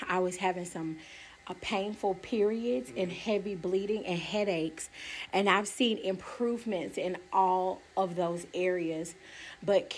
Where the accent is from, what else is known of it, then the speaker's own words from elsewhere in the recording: Stone Mountain, Georgia, United States; also born or lived in Decatur, Georgia; I'm from the Atlanta area. I was born in Decatur, raised in Stone Mountain